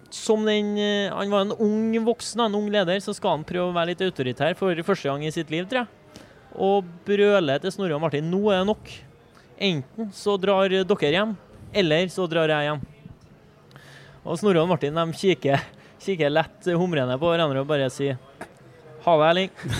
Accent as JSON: {"language": "Norwegian", "region": "Trøndelag", "country": "Norway", "said": "vi er trøndere"}